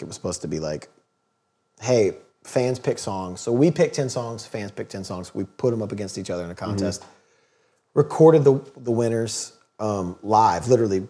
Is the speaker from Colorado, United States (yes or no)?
no; Memphis, Tennessee, United States; where are you from? Oh, Memphis.